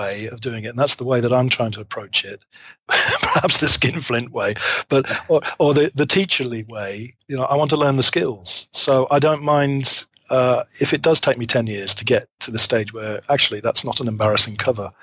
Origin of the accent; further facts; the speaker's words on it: Leicester, East Midlands, United Kingdom; moved away as an adult; also born or lived in Arkansas, United States; now in Abiko, Japan; I'm from Leicester in England